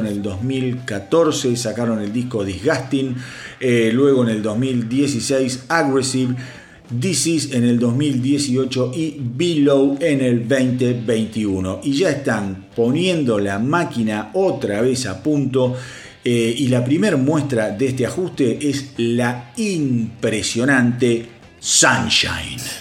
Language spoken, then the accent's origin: Spanish; Argentina; para los que somos de Argentina y conocen la radio Aspen